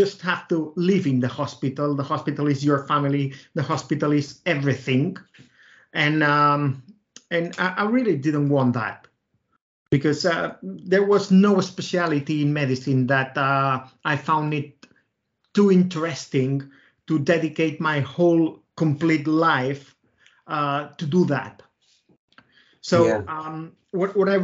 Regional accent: Reus, Catalonia, Spain; now in Barcelona, Spain; I'm from Reus. Reus is a small. It's a small town, 100 kilometers south from Barcelona.

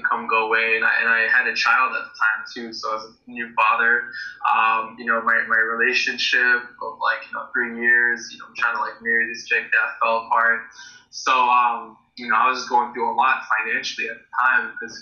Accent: United States; I grew up in the States

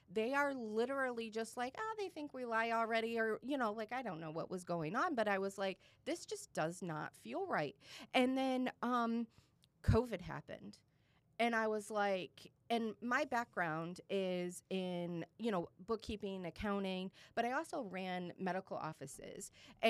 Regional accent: Michigan, United States; now in Boca Raton, United States; I live in Boca. I've lived in Boca for about 17 years. I'm a transplant from Michigan

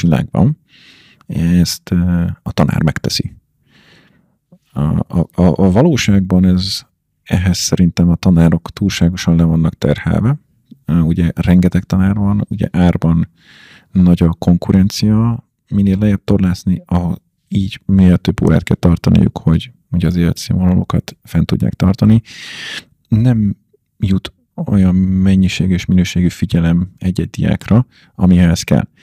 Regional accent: Hungary; én meg magyar vagyok, és angolul beszélünk

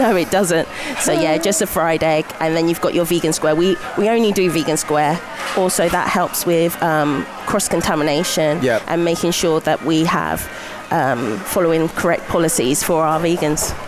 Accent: Buckinghamshire, South East England, United Kingdom; moved away as an adult; now in Glasgow, United Kingdom; I'm from Buckinghamshire, near London.

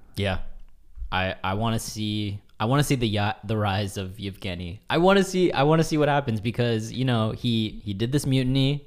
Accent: Vancouver, Washington, United States; moved away; I'm from Vancouver, Washington

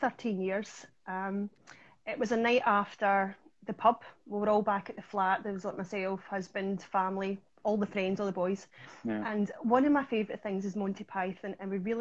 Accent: Ayrshire, Scotland, United Kingdom; accent: Ayrshire; I'm from Ayrshire in Scotland

